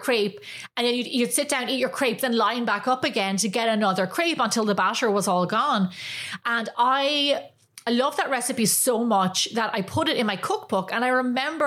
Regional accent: Ireland; moved away as an adult; now in United States; growing up in Ireland

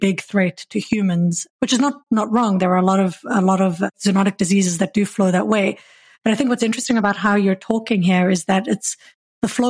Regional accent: South Africa; I'm from South Africa, and we know baboons down in the Cape.

